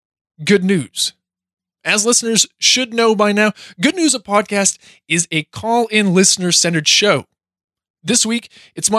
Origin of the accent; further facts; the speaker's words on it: New Hampshire, United States; my home state of New Hampshire